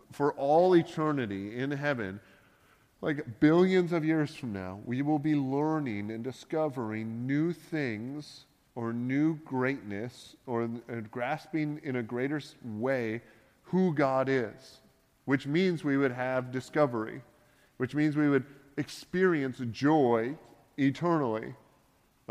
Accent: Canada; being a Canadian

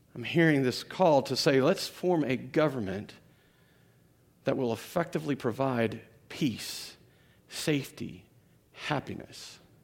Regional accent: United States

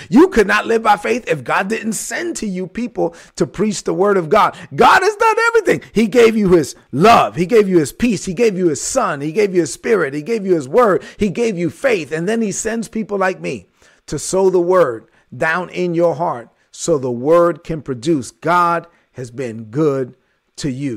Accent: New York City, New York, United States; moved away; I was straight outta Brooklyn, and I let everybody know I was from Brooklyn

